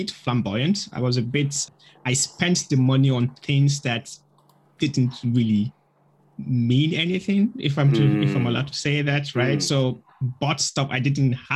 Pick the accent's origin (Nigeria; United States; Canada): Nigeria; moved away as an adult; also born or lived in Russia; I originally come from Nigeria. So I grew up in Nigeria till when I was 18